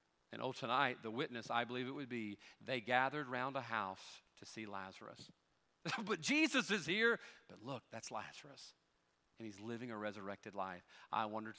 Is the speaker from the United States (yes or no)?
yes; United States; I'm an American